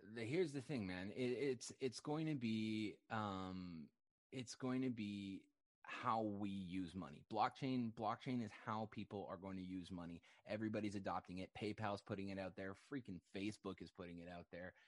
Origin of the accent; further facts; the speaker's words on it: Canada; I'm a Canadian